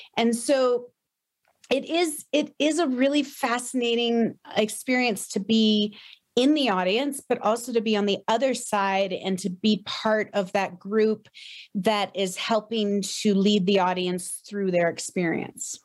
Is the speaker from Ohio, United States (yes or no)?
yes; Tiffin, Ohio, United States; moved away as an adult; also born or lived in Boston; I grew up in Ohio